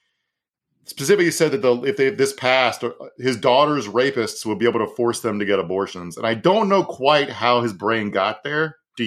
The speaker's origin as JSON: {"language": "English", "region": "Virginia", "country": "United States", "tie": "born or raised there", "said": "I want to talk about my home state of Virginia real quick."}